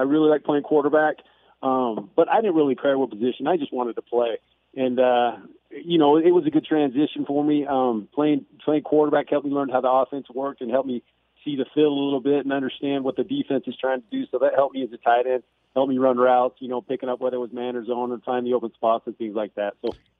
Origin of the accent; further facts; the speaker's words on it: St. George, Utah, United States; Yeah, I grew up in St. George, Utah. So just north of Vegas.